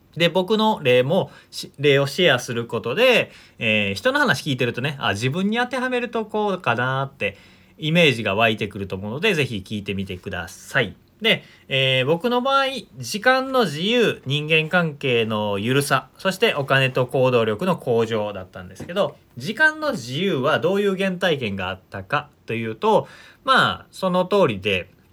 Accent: rural Shiga Prefecture, Japan; moved away; 僕、あの、滋賀県のすごく田舎出身なので

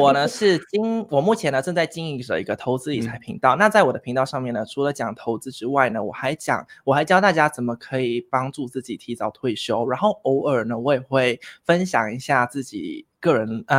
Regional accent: Vietnam; also born or lived in Taiwan; now in Thailand; 啊，因为因为我从小是啊，就是读台湾学校，那那在越南那边有一个台湾学校，所以我是读台湾学校长大的。

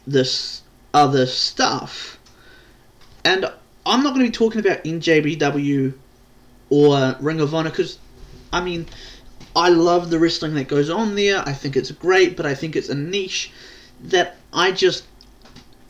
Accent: New Zealand; I'm not from America. I'm not from Canada. I'm not even from Australia. I am from New Zealand

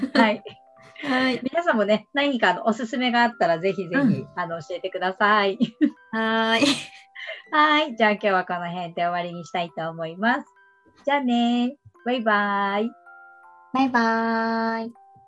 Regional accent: Kansai, Japan; やっぱ関西人だからかな

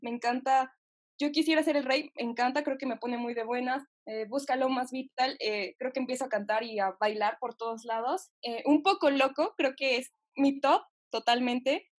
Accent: Mexico; porque sea mexicana

